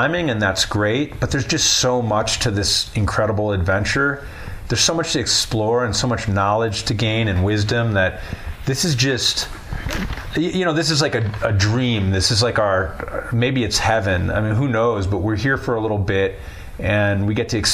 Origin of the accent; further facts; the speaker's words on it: Chicago, Illinois, United States; moved away as an adult; also born or lived in Winnetka, Illinois; now in Colorado, United States; I grew up in Chicago